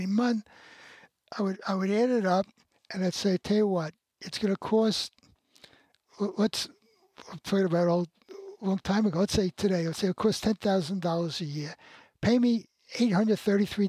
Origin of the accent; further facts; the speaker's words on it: New York City, New York, United States; I grew up in the Bronx